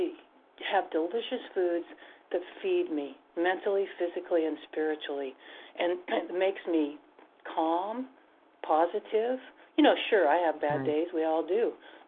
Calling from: Washington, United States; I'm sorry, I'm from the state of Washington.

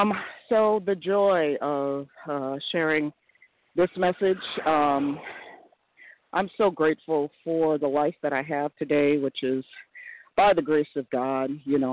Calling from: Connecticut, United States; a very grateful recovered compulsive overeater in Connecticut.

